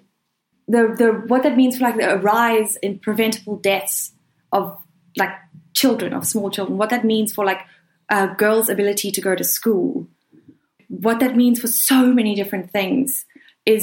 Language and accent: English; Durban, KwaZulu-Natal, South Africa; moved away as an adult; also born or lived in Cape Town; I grew up in Durban, which is a kind of like a subtropical city